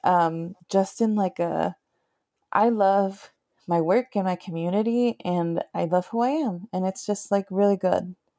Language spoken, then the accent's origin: English; Nevada, United States; moved away as an adult; now in Minneapolis, United States; I grew up in Nevada, in, right by the Sierra Nevadas